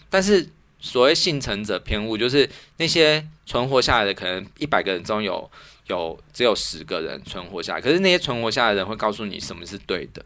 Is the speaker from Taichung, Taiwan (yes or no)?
no; Zhongli, Taoyuan, Taiwan; moved away; 虽然说中立是我故乡，但是其实我感到很陌生